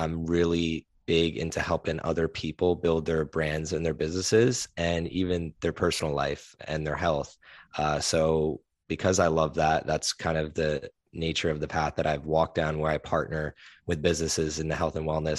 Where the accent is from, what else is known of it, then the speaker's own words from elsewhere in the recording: East Coast, United States; born there; also born or lived in Philadelphia / New Jersey / New York / Nashville; now in Austin, United States; I was born on the East Coast, though. Kind of moved around from Philly to New Jersey to New York, right outside New York, to Nashville, to Houston, to now here in Austin, Texas.